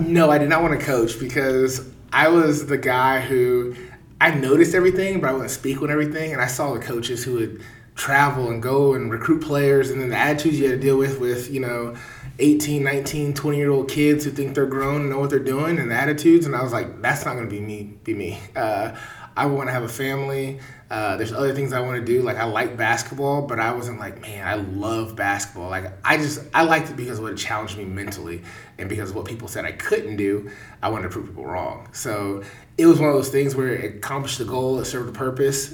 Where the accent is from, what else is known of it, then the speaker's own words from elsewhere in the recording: Kansas City, Missouri, United States; born and raised in Kansas City.